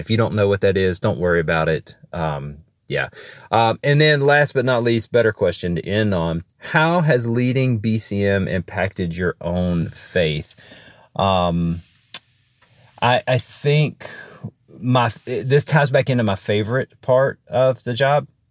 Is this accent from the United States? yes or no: yes; Alabama, United States; I am from Alabama